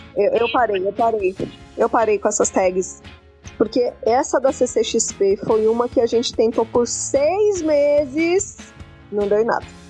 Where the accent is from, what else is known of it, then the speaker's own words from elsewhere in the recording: São Paulo, Brazil; Eu sou de São Paulo, moro em São Paulo, morei em São Paulo a vida inteira